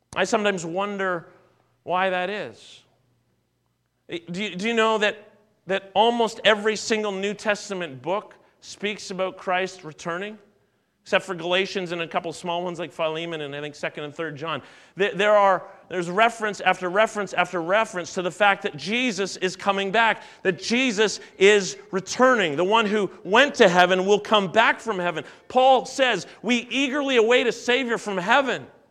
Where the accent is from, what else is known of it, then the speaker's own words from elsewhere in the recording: Canada; I was born in Canada. Uh, I've always been a Canadian.